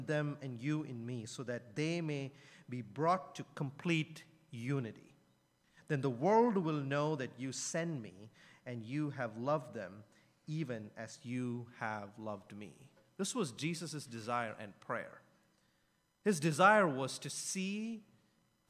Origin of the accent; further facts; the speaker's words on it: India; I'm from India